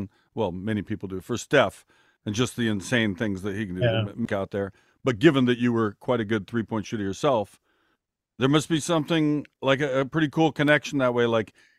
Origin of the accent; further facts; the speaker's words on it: Seattle, Washington, United States; Lenny was my favorite player growing up. I grew up in Seattle.